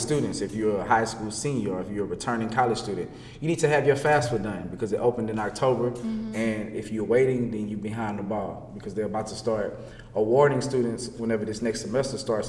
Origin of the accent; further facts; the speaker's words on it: Louisiana, United States; now in Texas, United States; I'm from Louisiana.